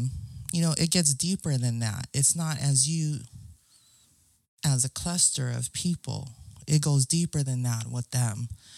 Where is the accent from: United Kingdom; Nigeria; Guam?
Guam; When the Micronesians are asking me, where are you from? I'm from Guam.